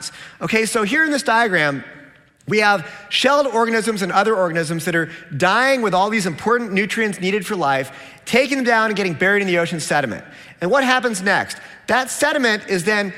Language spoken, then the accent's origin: English; Seattle, Washington, United States; I'm from Seattle